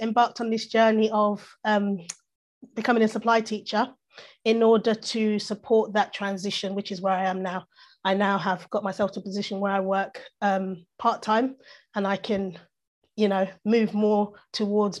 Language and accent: English; London, United Kingdom; I've grown up in London, essentially